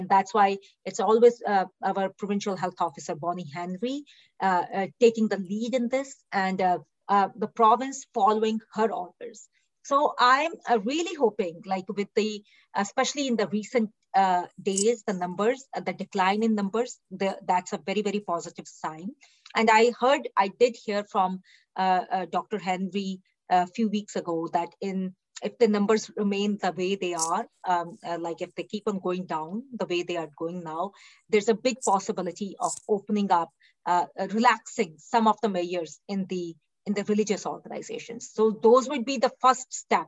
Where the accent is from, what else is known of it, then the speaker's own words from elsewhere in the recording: India; now in British Columbia, Canada; I was born in India, raised in India